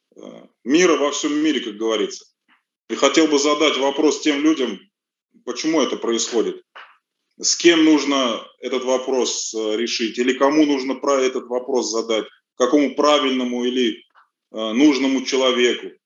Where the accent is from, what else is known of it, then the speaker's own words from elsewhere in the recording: Russia; also born or lived in Armenia; здесь вырос.